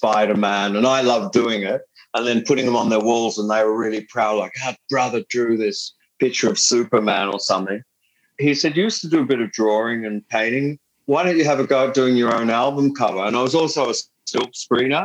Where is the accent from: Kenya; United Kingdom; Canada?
United Kingdom; England; now in Australia; I'm not an Australian citizen. And I have to admit to being an Englishman. I have an English passport, a British passport.